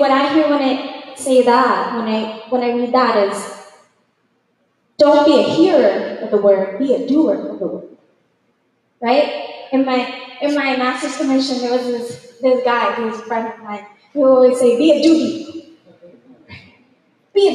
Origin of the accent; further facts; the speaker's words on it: New York City, New York, United States; moved away as an adult; now in Florida, United States; It was scary to move out to Florida, y'all. You know? I'm from New York City